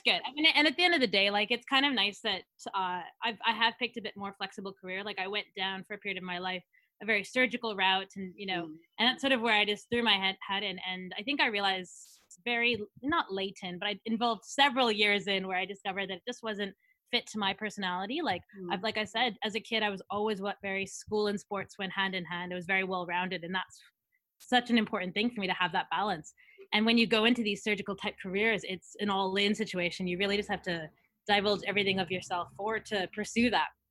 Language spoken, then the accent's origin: English; Edmonton, Alberta, Canada; moved away as an adult; also born or lived in Thunder Bay, Ontario; now in Sydney, Australia; so from Canada. Um, although I've lived in uh, in Australia for probably ten of the last thirteen years. So even though you know I'm from Edmonton, Alberta is where home